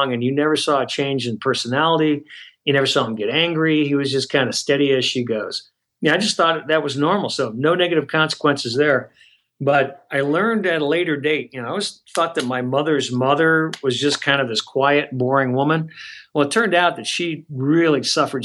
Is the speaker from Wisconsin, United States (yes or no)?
no; a suburb of Detroit, Michigan, United States; I grew up in Michigan, a suburb of Detroit